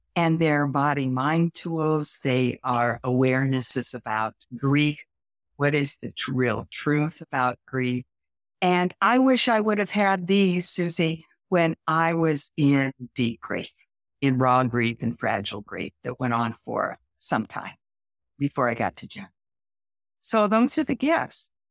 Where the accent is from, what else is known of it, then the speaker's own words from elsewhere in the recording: Midwest, United States; I'm from the Midwest